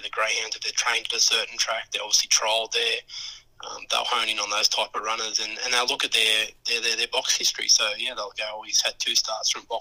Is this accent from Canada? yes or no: no; Wagga Wagga, New South Wales, Australia; now in Bulli, Australia; I grew up in Wagga